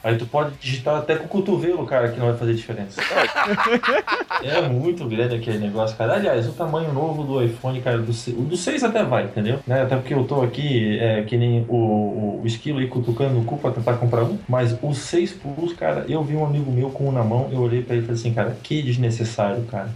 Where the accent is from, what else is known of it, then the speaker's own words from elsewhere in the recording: the West, Santa Catarina, Brazil; now in Blumenau, Brazil; eu moro aqui há muito tempo, não sou daqui, eu sou do Oeste